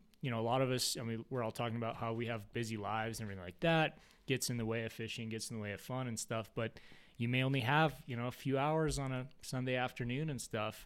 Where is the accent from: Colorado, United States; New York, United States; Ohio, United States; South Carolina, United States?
Colorado, United States; Colorado Springs; I grew up in Colorado Springs, and so urban environment.